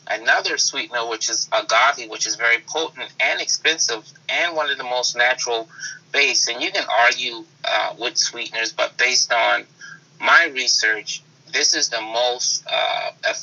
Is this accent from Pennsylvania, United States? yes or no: no; Charleston, South Carolina, United States; moved away as an adult; also born or lived in Germany; I'm born and raised in Charleston, South Carolina